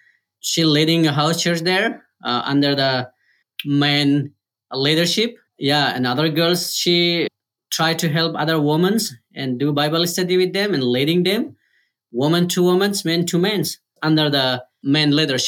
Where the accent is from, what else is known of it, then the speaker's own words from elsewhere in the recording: Hazarajat, Afghanistan; English is a second language; I was Muslim as like, especially I'm from Hazara tribes. My tribe was in the pressure of Taliban, you know, because mostly Hazara from Shia Muslim and all Taliban from Sunni Muslim.